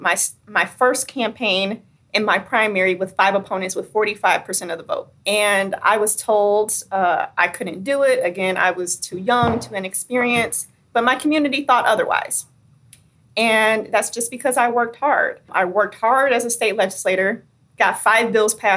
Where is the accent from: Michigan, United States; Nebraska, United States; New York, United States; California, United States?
Michigan, United States; my hometown